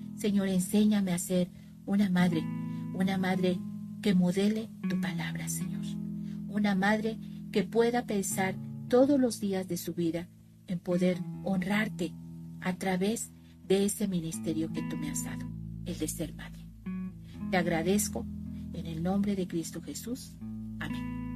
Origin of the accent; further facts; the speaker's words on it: Veracruz, Mexico; soy de México, del estado de Veracruz